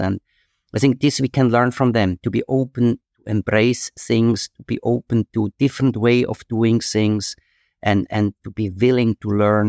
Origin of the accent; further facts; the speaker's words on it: Switzerland; moved away as an adult; also born or lived in Asia; I feel also comfortable in Switzerland. It's my home country and I love it.